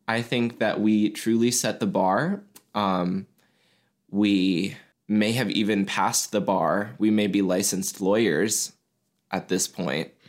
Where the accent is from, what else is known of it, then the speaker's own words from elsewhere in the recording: Mason, Ohio, United States; Catholic elementary school that's in my hometown